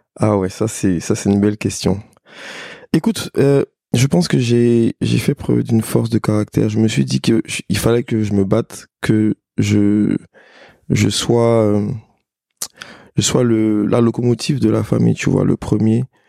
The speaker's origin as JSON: {"language": "French", "region": "Abidjan", "country": "Côte d’Ivoire", "tie": "born or raised there", "said": "je suis né à Abidjan. J'ai grandi à Abidjan"}